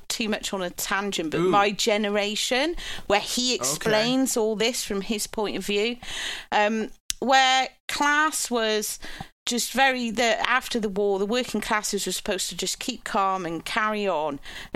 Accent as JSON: {"language": "English", "country": "United Kingdom"}